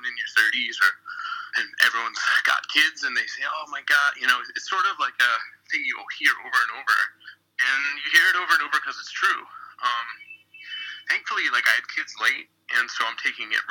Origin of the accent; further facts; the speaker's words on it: Philadelphia, Pennsylvania, United States; I'm from Philly